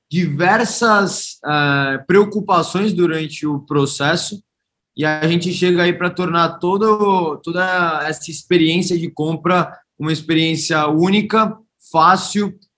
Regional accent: Santos, São Paulo, Brazil; Ele foi um grande empreendedor na cidade de Santos, que é a cidade onde nasci e fui criado.

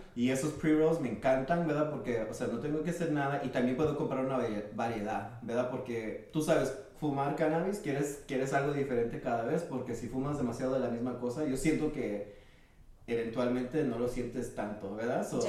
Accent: San Francisco, California, United States; now in Oakland, United States; yo soy nacido aquí en San Francisco, California, pero ahorita vivo en Oakland

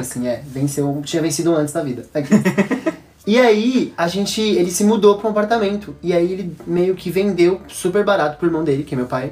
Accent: São Paulo, Brazil; also born or lived in Guaratinguetá / Lorena; com quatro anos, eu vim pra São Paulo

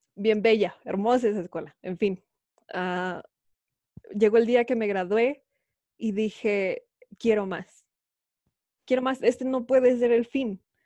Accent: Mexico City, Mexico; moved away; yo soy de la Ciudad de México, ya, habíamos dicho esto, y obviamente viví toda mi vida, más de, dos décadas ahí

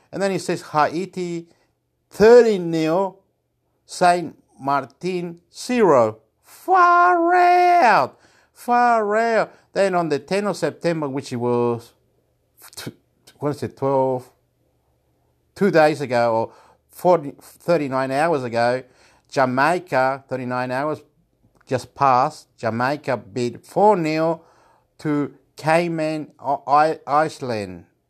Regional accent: Chile; I'm from Chile

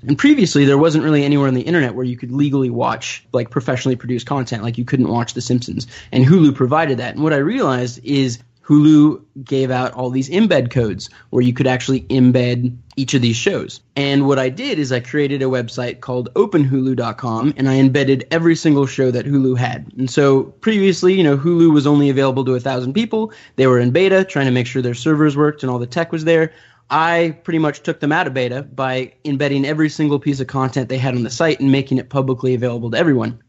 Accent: Orange County, Southern California, United States; I grew up in Orange County, so Southern California

